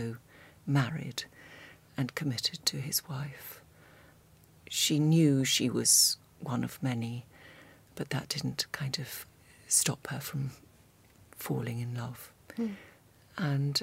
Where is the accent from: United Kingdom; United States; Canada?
United Kingdom; North Devon, South West England; moved away; I grew up in North Devon and also came to the Slade